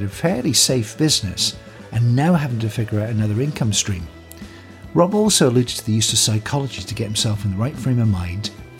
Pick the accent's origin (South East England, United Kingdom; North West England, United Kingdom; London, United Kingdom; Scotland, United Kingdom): Scotland, United Kingdom; Glasgow; I come from the Scots are gregarious people. You know, you're born in Glasgow and you get on a Glasgow bus, you know somebody's life story in 2 minutes.